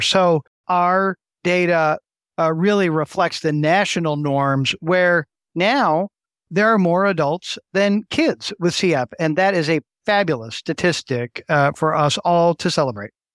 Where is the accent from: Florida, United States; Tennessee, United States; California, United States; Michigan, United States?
Michigan, United States; West; also born or lived in Cleveland, United States / Baltimore, United States; I grew up in the West Michigan area